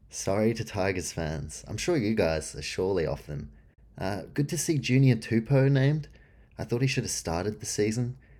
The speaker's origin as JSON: {"language": "English", "country": "New Zealand", "tie": "born or raised there", "also_born_or_lived": "Canberra, Australia", "moved": "yes", "said": "I was born in New Zealand"}